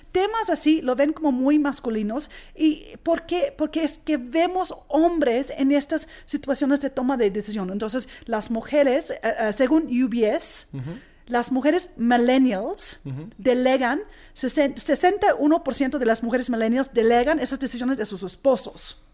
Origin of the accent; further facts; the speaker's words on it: Australia; Spanish is a second language; moved away as an adult; now in Mexico; yo soy originalmente de Australia. Australia. De una familia australiana griega.